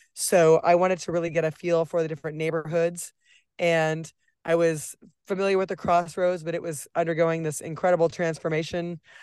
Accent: Nebraska, United States; moved away as an adult; now in Kansas City, United States; I'm from Nebraska

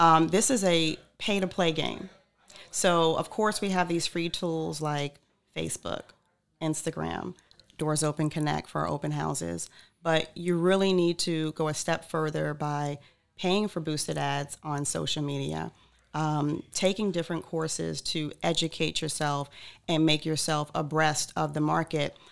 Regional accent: Freeport, New York, United States; moved away as an adult; also born or lived in Atlanta, Georgia, United States; now in Cape Coral, United States; Born in New York, uh, raised on Long Island

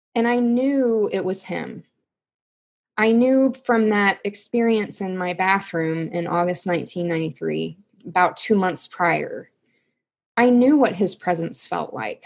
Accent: Missouri, United States; I just stayed in my hometown and went to the um, public university

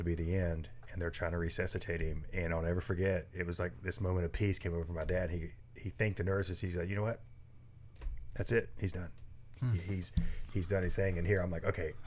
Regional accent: the South, United States; I'm from the South

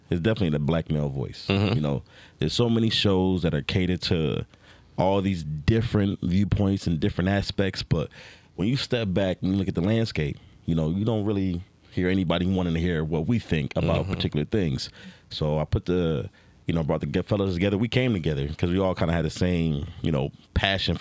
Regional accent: Philadelphia, Pennsylvania, United States; moved away as an adult; now in Las Vegas, United States; grew up in the East Coast. I grew up primarily in Philly.

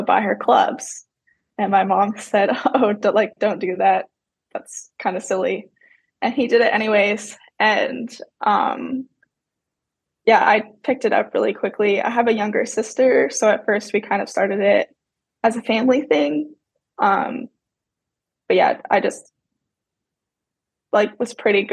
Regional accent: Tilbury, Ontario, Canada; moved away as an adult; also born or lived in Georgia / Mercer University (Georgia); now in United States; I grew up in Tilbury, Ontario, Canada, which is like 12 hours from Bennington, Vermont

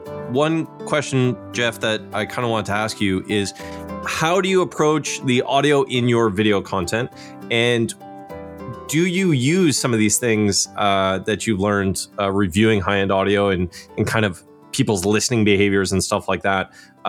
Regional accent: Canada; I am Canadian.

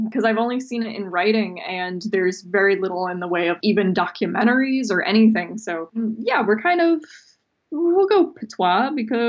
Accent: Florida, United States; now in Buffalo, United States; I'm from Florida originally, so it's always a shock when I see leaves change or feel anything below 70 degrees.

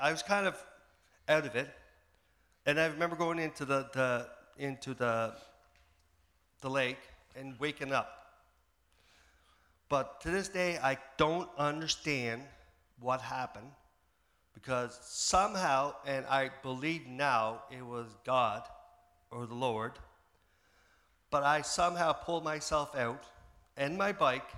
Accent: Prince Edward Island, Canada; now in Saint John, Canada; I'm originally from PEI.

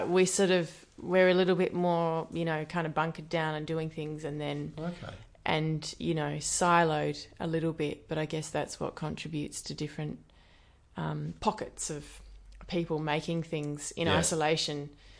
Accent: Perth, Western Australia, Australia; also born or lived in New Zealand; So I was born in Perth, and my mum, I lived here with my mum, and my dad lived mostly in New Zealand, so I sort of went back and forth through high school.

